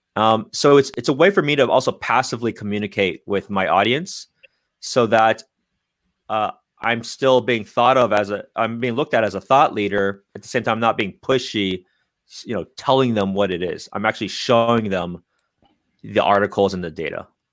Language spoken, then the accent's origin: English; San Francisco Bay Area, California, United States; I'm born and raised in the Bay Area